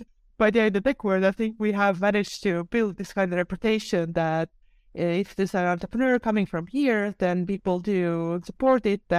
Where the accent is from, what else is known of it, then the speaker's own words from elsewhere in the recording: Estonia; I'm from Estonia